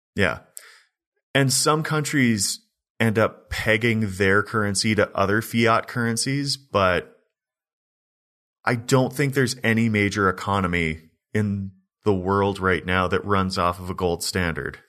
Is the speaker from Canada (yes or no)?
yes; Canada